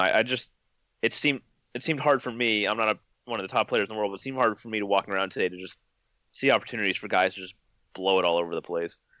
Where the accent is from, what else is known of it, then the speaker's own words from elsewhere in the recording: California, United States; I grew up in California